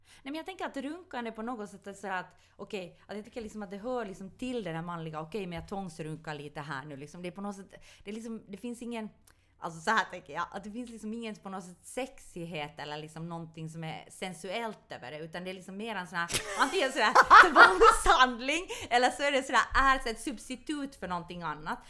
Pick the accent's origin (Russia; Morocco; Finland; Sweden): Finland; Ostrobothnia; jag är från Österbotten